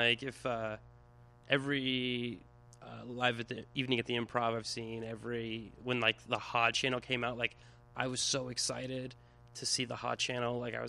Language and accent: English; Plattsmouth, Nebraska, United States; moved away as an adult; now in Los Angeles, United States; I was raised mainly in Nebraska.